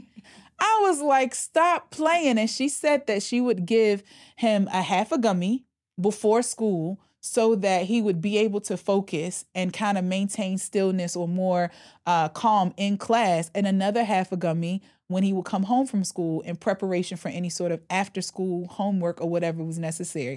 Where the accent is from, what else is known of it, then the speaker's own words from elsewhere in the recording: the Bible Belt, United States; I come from the Bible Belt.